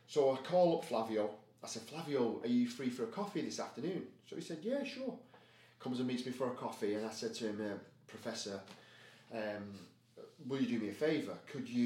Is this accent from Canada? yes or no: no; United Kingdom; I'm so British